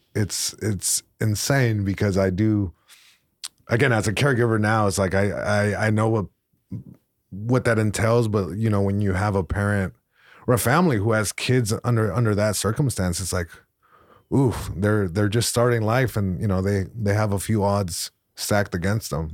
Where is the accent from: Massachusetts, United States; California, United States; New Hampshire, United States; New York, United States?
California, United States; Long Beach; first language Spanish; English is a second language; I grew up in Long Beach, right by the main, uh, library branch